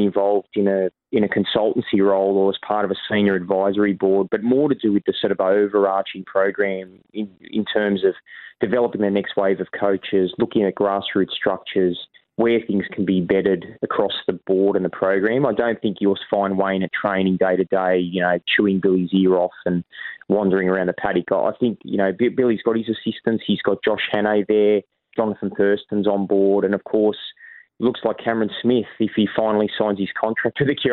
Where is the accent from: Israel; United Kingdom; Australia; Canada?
Australia; Sydney, New South Wales; moved away as an adult; now in Queensland, Australia; I was born in New South Wales. I'm from Maroubra, a proud bra boy, 2035. But the last 15 years I've lived in Queensland